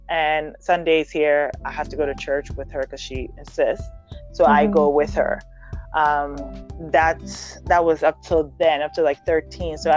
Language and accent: English; Ghana; moved away; also born or lived in Germany; I was in Ghana. From there, uh, when I was born, I was born in Germany. So when my mom moved back to Ghana